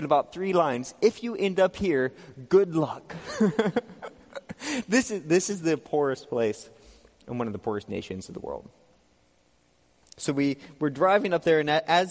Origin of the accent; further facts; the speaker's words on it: Texas, United States; I came from Texas.